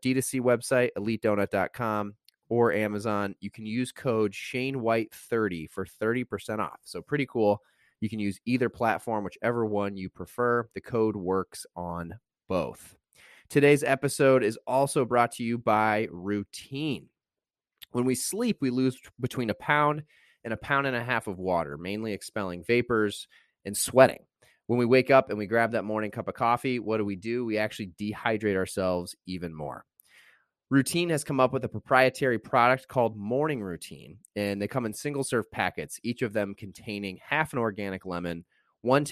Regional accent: Indiana, United States; moved away; I was from Indiana

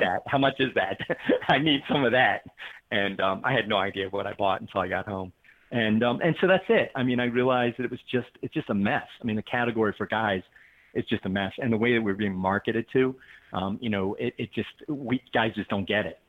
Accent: the East, East Coast, United States; moved away; also born or lived in Connecticut; I grew up in the East

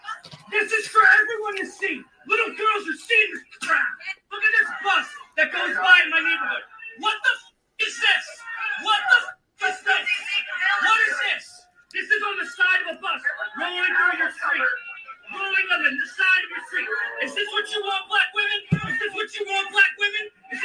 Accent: Philadelphia, Pennsylvania, United States; I'm from Philly.

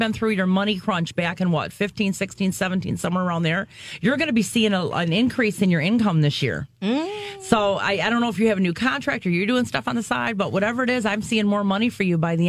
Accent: New Orleans, Louisiana, United States; I'm from New Orleans, so we're getting ready for our Mardi Gras down there

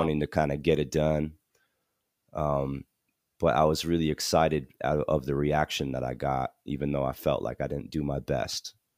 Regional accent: New Jersey, United States; also born or lived in Malaysia; this is in New Jersey, so I grew up in New Jersey

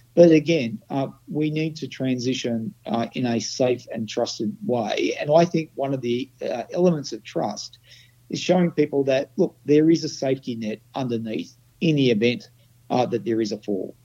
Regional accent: Australia; I'm an Australian

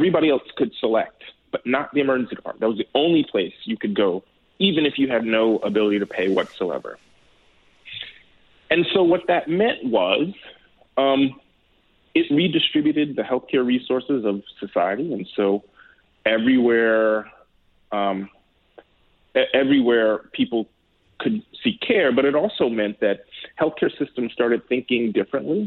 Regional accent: Chicago, Illinois, United States; I grew up in Hyde Park. So for those who are familiar with Chicago, Hyde Park is on the south side.

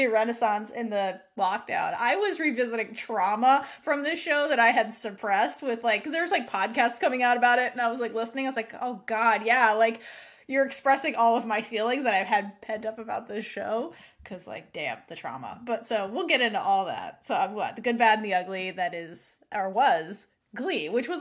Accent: New York, United States; moved away; I'm from New York originally. I used to go to Broadway as a kid.

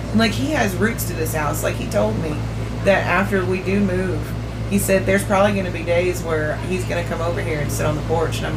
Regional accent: Oklahoma, United States; also born or lived in Okmulgee, United States / Louisiana, United States / Texas, United States; So like I was born in Okmulgee, but then we moved to Louisiana, and then by kindergarten we moved to Ringwood, Oklahoma, and we stayed there till I was like fifth grade, and then we moved from there to Woodward

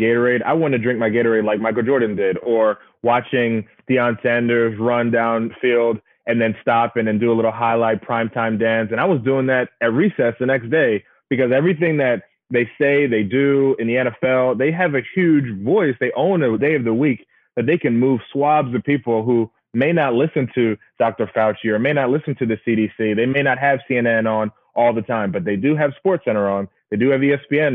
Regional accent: Bahamas; moved away; I'm from the Bahamas, and they used to have these CARICOM games where we used to go and run track meets against other islands around the region

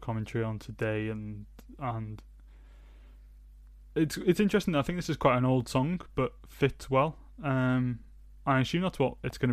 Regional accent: Wales, United Kingdom; We are Welsh

